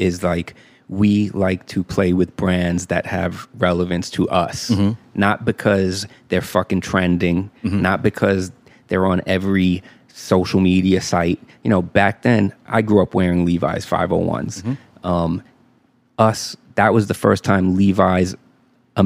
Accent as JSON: {"language": "English", "region": "New York", "country": "United States", "tie": "born or raised there", "said": "when I was growing up in New York as a b-boy breakdancer"}